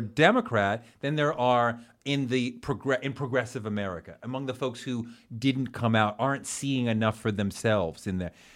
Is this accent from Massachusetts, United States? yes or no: yes; Massachusetts, United States; I interned for Mike Dukakis because I grew up in Massachusetts